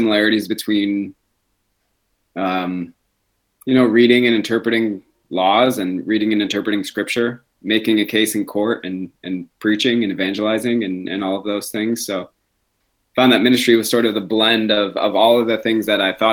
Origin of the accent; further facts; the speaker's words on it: Grand Rapids, Michigan, United States; moved away as an adult; now in Sacramento, United States; my hometown of Grand Rapids